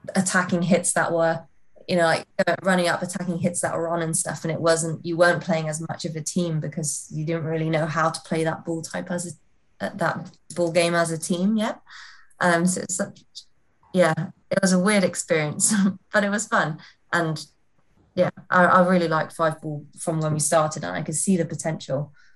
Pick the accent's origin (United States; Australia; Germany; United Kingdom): United Kingdom; North Wales; also born or lived in Leamington; I'm from North Wales, which is only half an hour away from Chester